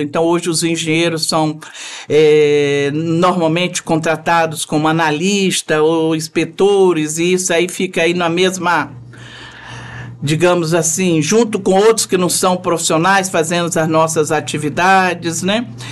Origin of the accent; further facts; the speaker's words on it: Espírito Santo, Brazil; moved away as an adult; also born or lived in Vitória; now in Brasília, Brazil; eu sou formada em Vitória, sou capixaba, formada em Vitória. Mas em menos de dois meses de formada, eu fui para Brasília e fiz toda a minha vida profissional lá